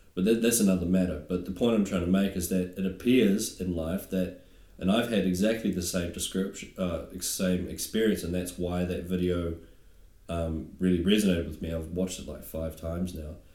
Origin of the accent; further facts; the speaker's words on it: New Zealand; moved away; being a New Zealander